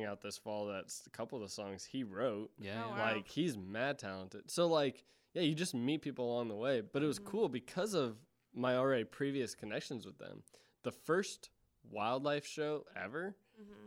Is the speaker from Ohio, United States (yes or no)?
yes; Ohio, United States; I'm from Ohio